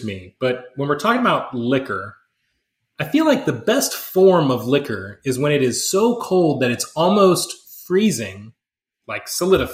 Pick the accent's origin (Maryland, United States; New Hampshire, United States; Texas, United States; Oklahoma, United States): Texas, United States; Houston; I grew up in Houston College